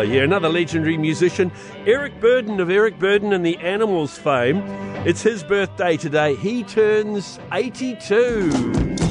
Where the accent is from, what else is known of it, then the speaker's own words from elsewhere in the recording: Whanganui, Manawatū-Whanganui, New Zealand; growing up in Wanganui